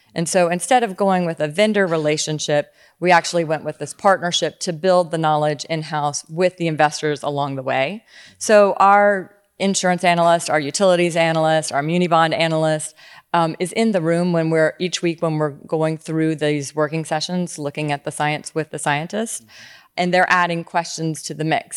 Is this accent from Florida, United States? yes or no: no; Louisiana, United States; I grew up in Louisiana